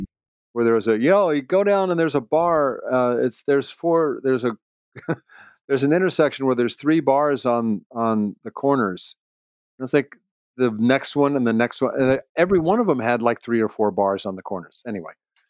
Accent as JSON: {"language": "English", "town": "Baltimore", "region": "Maryland", "country": "United States", "tie": "born or raised there", "also_born_or_lived": "Illinois / Tennessee / Wisconsin / Los Angeles", "moved": "as an adult", "said": "I was born in Illinois, went to Tennessee for 4 years, Wisconsin for 3 years, I think. But by third grade, I was in Baltimore. Stayed there until I moved to L.A. in 76."}